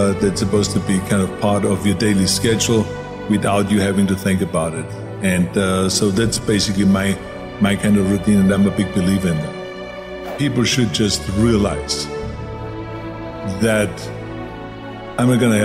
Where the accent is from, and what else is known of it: Austria; born or raised there; moved away